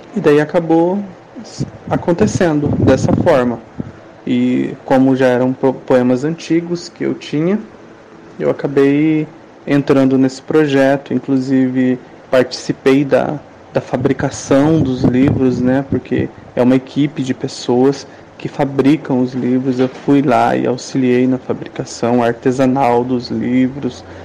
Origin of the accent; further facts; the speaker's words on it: Tangará da Serra, Mato Grosso, Brazil; quando eu era criança, morava lá na Vila Esmeralda e eu tomava banho no rio Queimapé